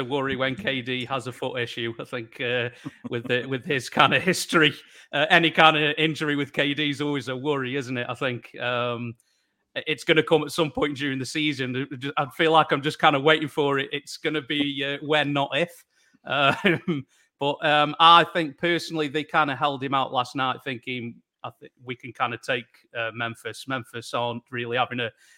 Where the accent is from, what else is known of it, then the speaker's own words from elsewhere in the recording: England, United Kingdom; I'm from England or Great Britain